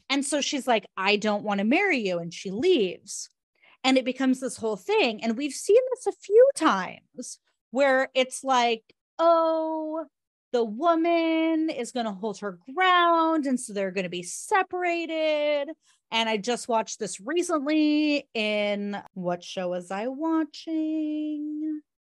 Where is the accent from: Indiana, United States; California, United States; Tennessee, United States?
California, United States; Southern; also born or lived in outside New York; now in New York, United States; I grew up in Southern California and now I live in, outside of New York